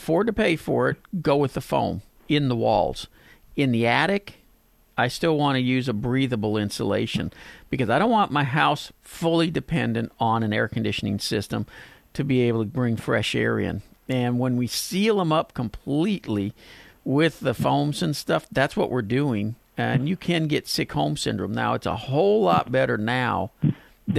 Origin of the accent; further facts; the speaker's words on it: Pasadena, United States; my hometown of Pasadena